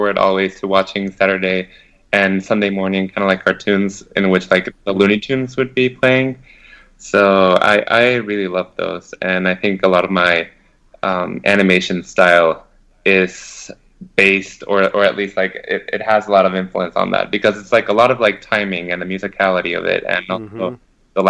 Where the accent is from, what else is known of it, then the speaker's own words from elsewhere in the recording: Mexico City, Mexico; moved away as an adult; I come from Mexico City. I was born and raised there